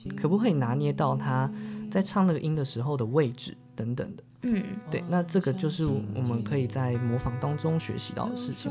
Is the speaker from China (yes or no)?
no; Zhunan, Miaoli County, Taiwan; moved away as an adult; now in Taipei, Taiwan; 我的家乡竹南